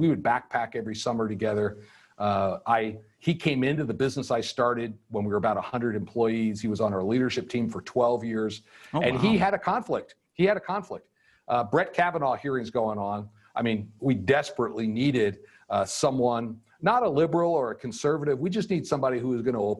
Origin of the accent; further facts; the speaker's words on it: near Valley Forge, Pennsylvania, United States; moved away as an adult; now in Montana, United States; I grew up near Valley Forge, Pennsylvania